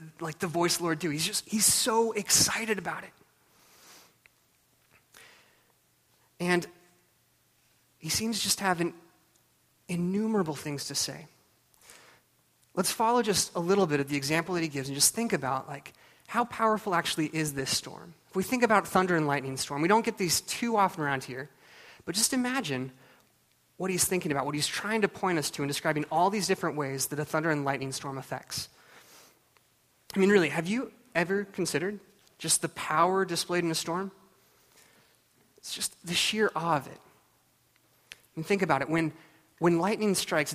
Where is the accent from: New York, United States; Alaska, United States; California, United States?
Alaska, United States; Juneau; I grew up in Juneau, Alaska